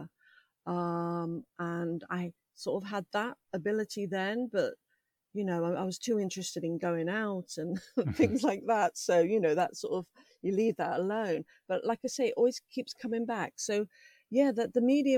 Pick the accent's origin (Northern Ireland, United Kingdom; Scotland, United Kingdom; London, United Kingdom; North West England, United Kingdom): London, United Kingdom; moved away; also born or lived in Buckinghamshire; I grew up in London, but we lived in Buckinghamshire at the time.